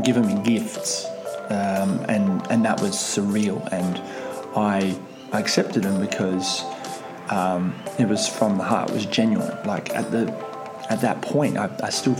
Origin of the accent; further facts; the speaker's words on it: Russia; moved away; I'm from Russia. Technically, I'm from the Soviet Union, so we've got a whole bartering system where I'm from. So I guess it's just, that's my upbringing